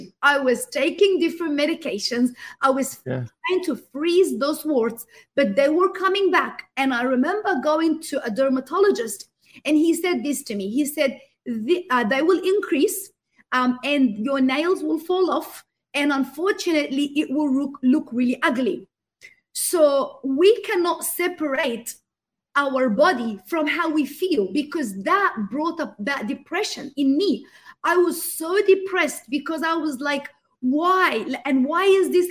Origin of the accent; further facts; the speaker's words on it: Australia; I grew up in the Western world. So I had migrated to Australia